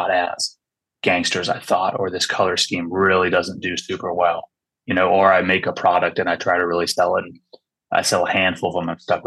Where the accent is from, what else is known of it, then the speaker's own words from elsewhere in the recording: California Bay Area, United States; also born or lived in Washington; I was born in Washington, but I grew up in California Bay Area.